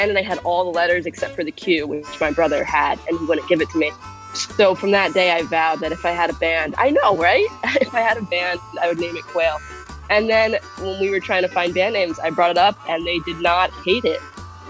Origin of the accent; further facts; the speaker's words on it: New York, United States; I'm from New York. I see pigeons. Those are the birds that I know.